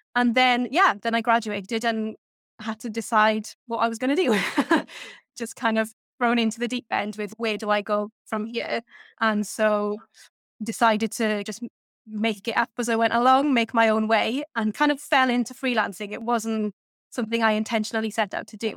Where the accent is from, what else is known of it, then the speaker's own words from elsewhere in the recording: Welsh Valleys, Wales, United Kingdom; I grew up in the Welsh Valleys